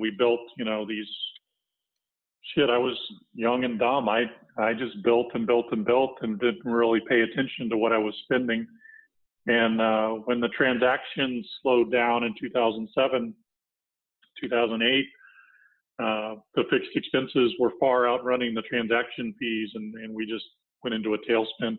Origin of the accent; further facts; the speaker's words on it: Texas, United States; moved away as an adult; also born or lived in Florida; I grew up in Texas, so I came back to Texas after several stops across the country in the corporate world.